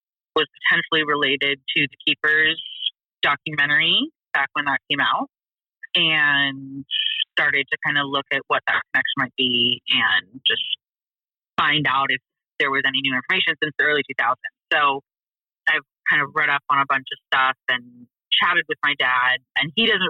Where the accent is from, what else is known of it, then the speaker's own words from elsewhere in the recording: West Coast, United States; also born or lived in Baltimore, Maryland; I was born in Baltimore, but we moved to the West Coast when I was three.